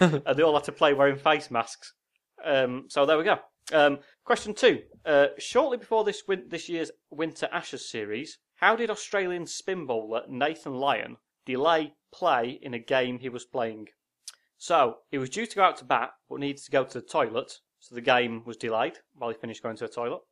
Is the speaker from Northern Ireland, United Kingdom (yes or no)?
no; Yorkshire and the Humber, United Kingdom; we're from Yorkshire